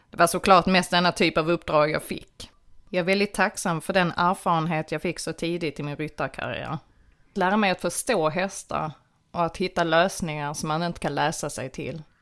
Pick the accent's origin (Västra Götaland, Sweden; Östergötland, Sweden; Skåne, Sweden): Skåne, Sweden; Född och uppvuxen i Platta Skåne med höjdrädsla fick jag snabbt lära mig att hoppa i både uppför och nedförsbackar